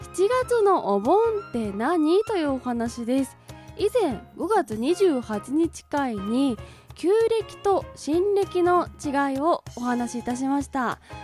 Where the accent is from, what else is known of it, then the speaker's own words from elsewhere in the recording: Hadano, Kanagawa, Japan; 私の地元である神奈川県秦野市はなぜか7月盆を採用しておりまして